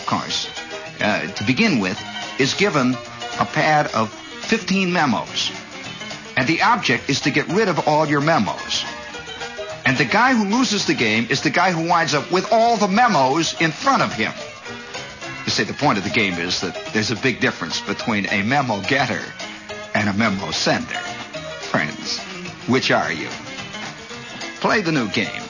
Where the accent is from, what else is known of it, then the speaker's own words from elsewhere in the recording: Midwest, United States; moved away; I come from the Midwest